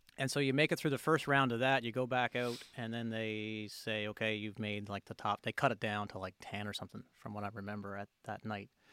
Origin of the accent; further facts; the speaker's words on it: near Grand Falls-Windsor, Newfoundland and Labrador, Canada; in the next town over from us, Grand Falls, Windsor, Newfoundland, which is about ten minute drive from my hometown.